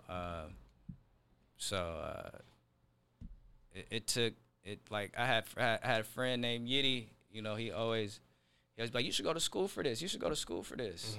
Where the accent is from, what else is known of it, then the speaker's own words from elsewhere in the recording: Seattle, Washington, United States; I'm from Seattle, uh, specifically South Seattle.